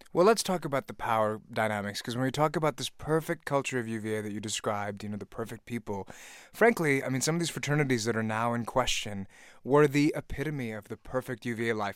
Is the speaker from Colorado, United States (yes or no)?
no; Virginia, United States; I'm from Virginia